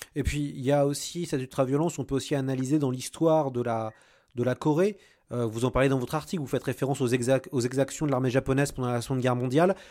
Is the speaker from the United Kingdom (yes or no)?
no; France; en tant que Français